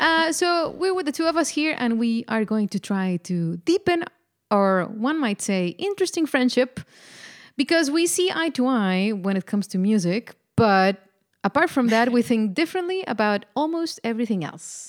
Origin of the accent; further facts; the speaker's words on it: Mexico; moved away as an adult; now in Netherlands; I am indeed uh, Mexican. I was born and raised in Mexico